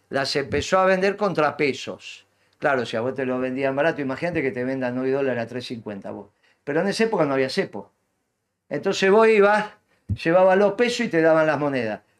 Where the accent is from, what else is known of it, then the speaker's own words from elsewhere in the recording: Avellaneda, Buenos Aires Province, Argentina; en realidad somos los dos de Avellaneda.